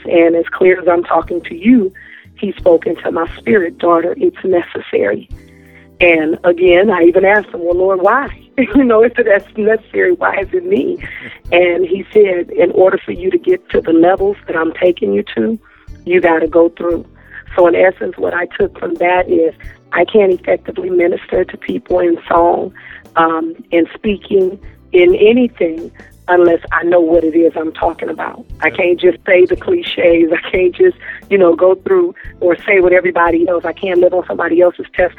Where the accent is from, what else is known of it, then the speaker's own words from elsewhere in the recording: Antioch, California, United States; I am from Antioch, California.